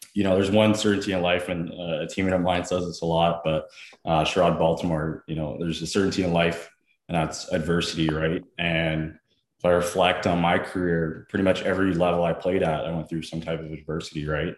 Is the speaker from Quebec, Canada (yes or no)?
no; Scarborough, Ontario, Canada; also born or lived in Bradford, Ontario / Ottawa; I was born in Scarborough. And then we moved in middle school to Bradford, Ontario.